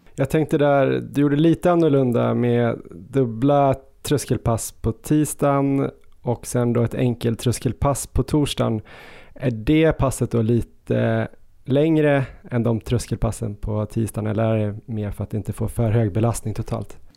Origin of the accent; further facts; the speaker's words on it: Östersund, Jämtland, Sweden; moved away; när jag växte upp i Östersund